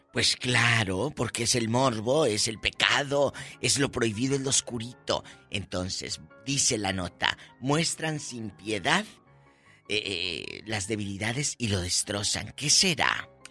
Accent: Matamoros, Tamaulipas, Mexico; Un beso a mi tierra y a mis paisanos en Matamoros, Tamaulipas

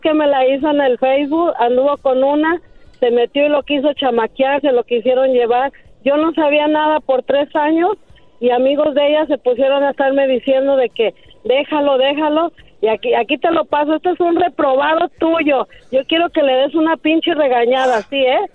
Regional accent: El Salvador; Yo soy del Salvador

